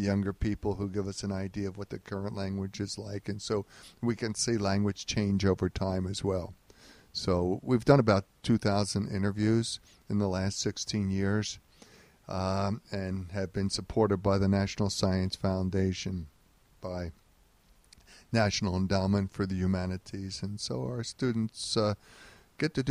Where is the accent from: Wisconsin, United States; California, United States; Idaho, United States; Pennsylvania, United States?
Pennsylvania, United States; Philadelphia; moved away; I grew up in North Philadelphia